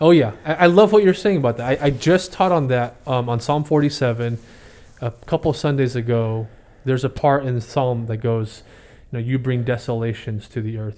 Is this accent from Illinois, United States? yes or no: no; San Jose, California, United States; also born or lived in Oklahoma / Fremont, California; I grew up in East San Jose and, uh, born in Oklahoma, but we moved out here